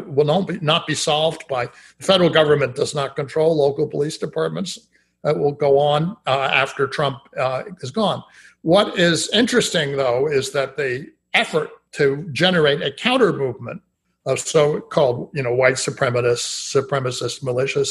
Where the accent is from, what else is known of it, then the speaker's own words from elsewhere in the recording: Austin, Texas, United States; my hometown in Austin